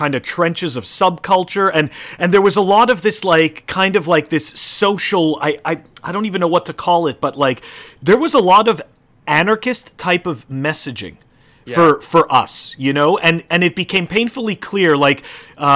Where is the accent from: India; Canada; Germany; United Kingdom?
Canada; I grew up in Canada